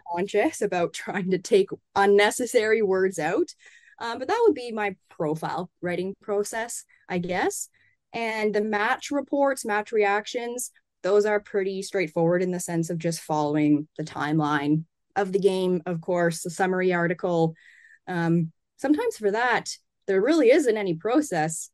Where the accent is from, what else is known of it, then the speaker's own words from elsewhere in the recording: Canada; I'm from Canada.